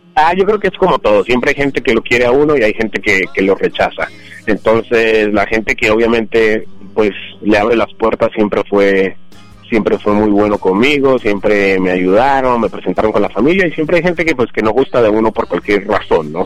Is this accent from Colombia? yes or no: yes; Bogotá, Colombia; now in Los Angeles, United States; Yo nací en la capital de Colombia, que es Bogotá